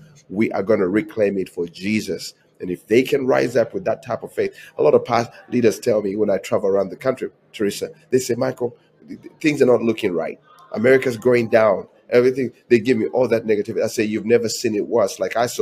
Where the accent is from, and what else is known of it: Uganda; moved away as an adult; now in United States